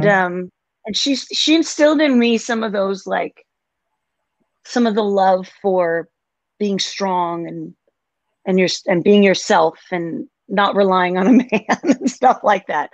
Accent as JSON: {"language": "English", "country": "Denmark", "tie": "born or raised there", "also_born_or_lived": "Seattle, Washington / Nashville", "moved": "as an adult", "lives_now": "United States", "said": "I grew up in a small town in Denmark and out in the country"}